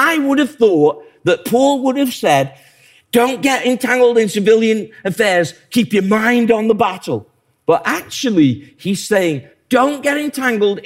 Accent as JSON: {"language": "English", "region": "England", "country": "United Kingdom", "said": "I like being English"}